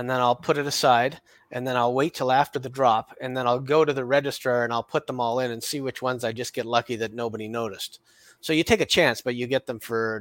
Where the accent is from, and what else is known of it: Canada